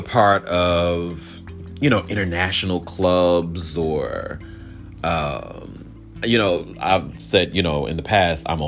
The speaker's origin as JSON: {"language": "English", "region": "the South", "country": "United States", "tie": "born or raised there", "said": "growing up in the South, I had the opportunity to have loving parents"}